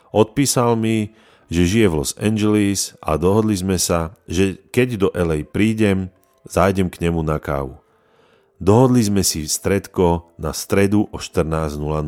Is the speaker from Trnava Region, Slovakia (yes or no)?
no; Prešov, Prešov Region, Slovakia; narodil som sa v Prešove